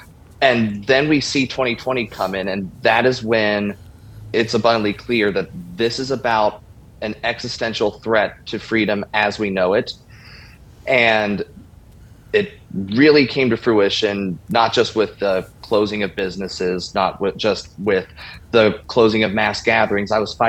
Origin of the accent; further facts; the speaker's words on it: Northern Kentucky, United States; I've been a born-again Christian since I was 13 years old. I was born and bred in Northern Kentucky